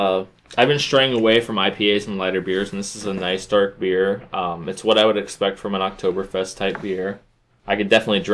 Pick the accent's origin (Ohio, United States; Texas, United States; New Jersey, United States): Ohio, United States; Akron; I have brought us a beer from my hometown of Akron, Ohio.